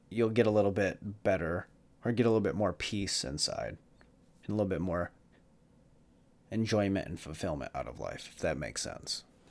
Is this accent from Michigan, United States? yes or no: yes; Jackson, Michigan, United States; in Jackson, uh, in Jackson, my hometown